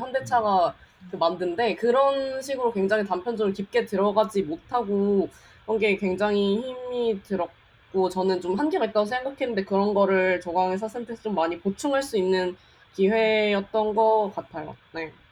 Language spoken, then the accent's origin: Korean; South Jeolla, South Korea; 그냥 한국 전라남도에서 태어났어요.